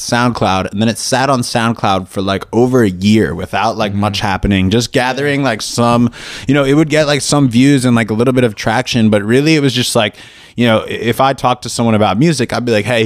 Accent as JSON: {"language": "English", "town": "Philadelphia", "region": "Pennsylvania", "country": "United States", "said": "being from Philly"}